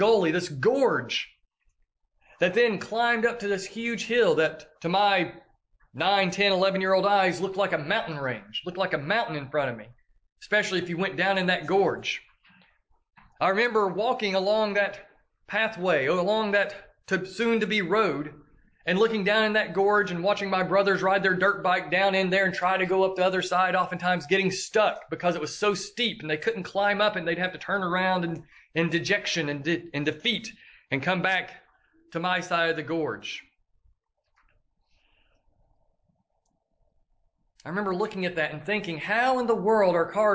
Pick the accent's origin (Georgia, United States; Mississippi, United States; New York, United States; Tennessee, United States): Tennessee, United States; Tellico Plains; my hometown of Tellico